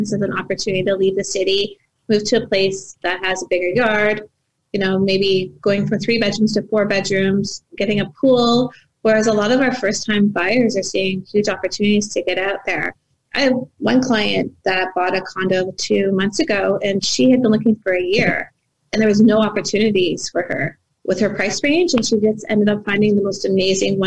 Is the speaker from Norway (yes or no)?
no; Mississauga, Ontario, Canada; I grew up in Mississauga